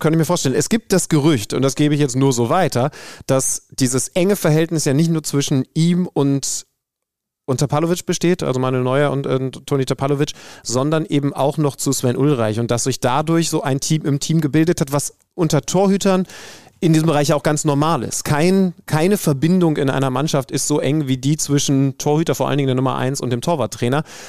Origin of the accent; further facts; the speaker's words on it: near Wolfsburg, Lower Saxony, Germany; ich bin hier in der Nähe aufgewachsen